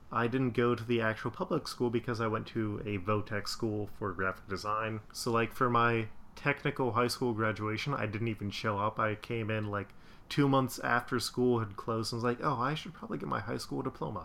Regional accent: West Chester, Ohio, United States; also born or lived in Indianapolis, Indiana; I was born in Indianapolis, Indiana, but my parents moved out to Westchester, Ohio, which at the time was this like small suburb area

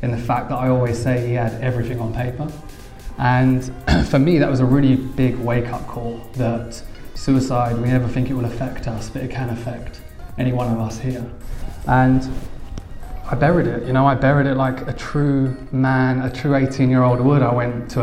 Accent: Essex, East of England, United Kingdom; I'm from Essex

